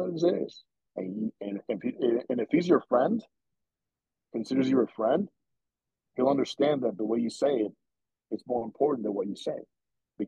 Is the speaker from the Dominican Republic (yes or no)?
yes; Dominican Republic; moved away; I grew up in the Dominican, okay? I lived the culture